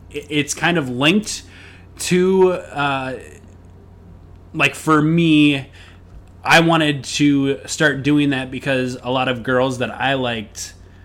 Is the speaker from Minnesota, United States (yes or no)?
yes; Minnesota, United States; moved away; also born or lived in Knoxville, Tennessee; I'm from Minnesota